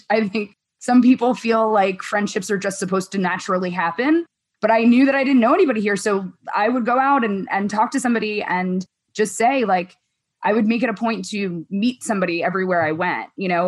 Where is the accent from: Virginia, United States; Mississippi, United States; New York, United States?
New York, United States; moved away as an adult; now in San Francisco, United States; being a New Yorker